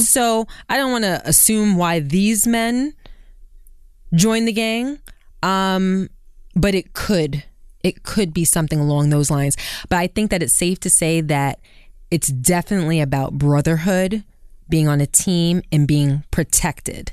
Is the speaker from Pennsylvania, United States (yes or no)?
no; New York City, New York, United States; growing up in Brooklyn